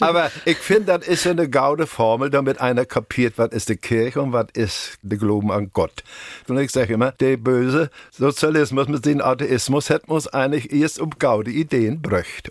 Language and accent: German; Mecklenburg-Vorpommern, Germany; Als Mecklenburger